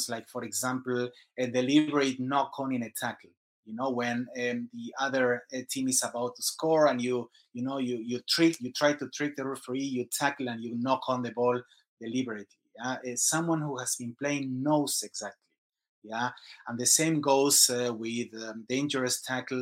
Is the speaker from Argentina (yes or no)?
yes; Argentina; moved away as an adult; also born or lived in Singapore; now in Sandnes, Norway; I'm from Argentina, and around 20 years ago, I left the country.